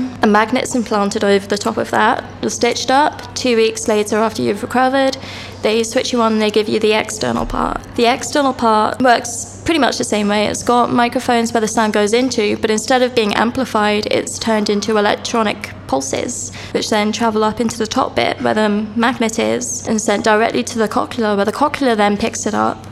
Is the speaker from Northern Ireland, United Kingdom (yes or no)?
no; Reading, South East England, United Kingdom; I grew up in Reading